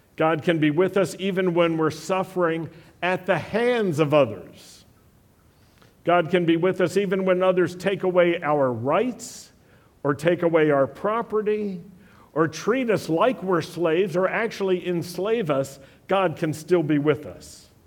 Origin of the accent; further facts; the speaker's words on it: Blue Ridge Mountains, Virginia, United States; moved away; also born or lived in Europe; I grew up in the Blue Ridge Mountains in Virginia